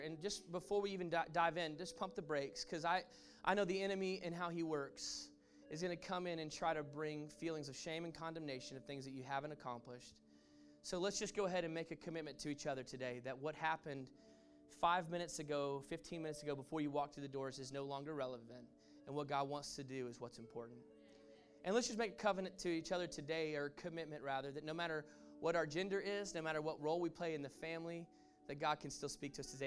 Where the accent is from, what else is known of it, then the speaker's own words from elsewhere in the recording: Texas, United States; moved away; I'm, I'm from Texas. I grew up in Texas, and you can take the man out of Texas, but you can't necessarily take the Texas out of the man